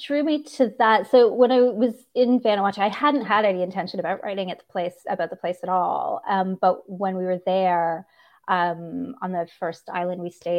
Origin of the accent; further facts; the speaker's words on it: Kingston, Ontario, Canada; also born or lived in Bermuda; now in Los Angeles, United States; I grew up near the water. I grew up partially in Bermuda. My dad was in the Canadian military, and so we were stationed in Bermuda for a while. I also grew up on the shores of Lake Ontario in a town called Kingston